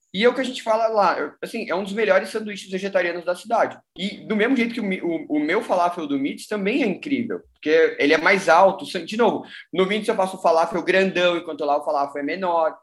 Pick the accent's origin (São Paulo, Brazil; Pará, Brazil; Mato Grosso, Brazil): São Paulo, Brazil; also born or lived in Belo Horizonte; eu sou de São Paulo